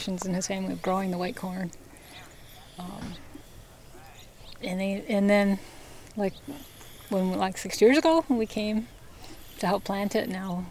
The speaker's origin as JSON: {"language": "English", "area": "Seneca Nation", "region": "Western New York", "country": "United States", "said": "Seneca, Turtle Clan"}